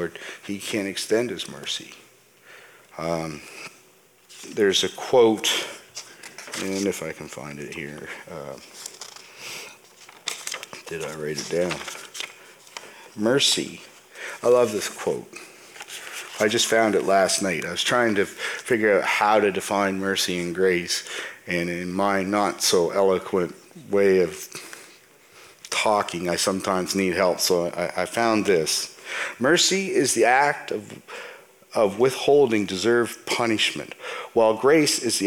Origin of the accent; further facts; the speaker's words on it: Canada; I was born and raised in Canada. Canada is where I'm from, and so I consider Canada my home.